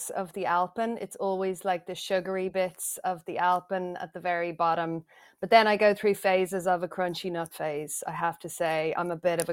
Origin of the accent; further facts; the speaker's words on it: Ireland; accent: Irish; the accent is a dead giveaway. I am Irish. I was born in Ireland